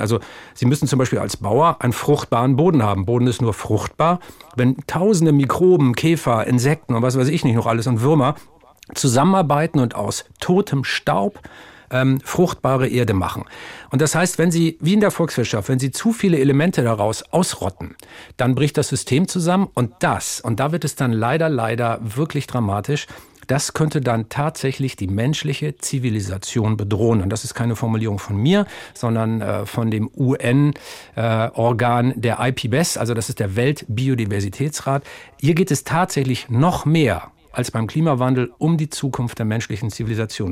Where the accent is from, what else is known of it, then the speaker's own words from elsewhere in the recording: Stade, Lower Saxony, Germany; ein waschechter Norddeutscher. Geboren bin ich bei Stade, um genauer zu sein, stamme ich aus Asseler Moor